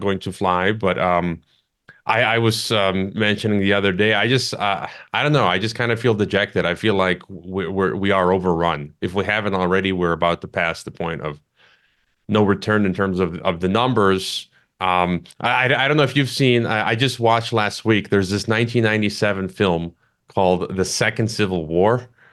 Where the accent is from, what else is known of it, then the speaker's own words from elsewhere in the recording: Chicago, Illinois, United States; moved away; back home, uh, in my hometown of Chicago